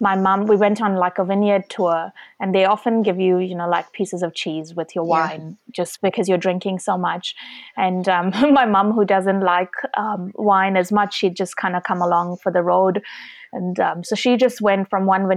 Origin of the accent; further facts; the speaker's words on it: India; Being Indian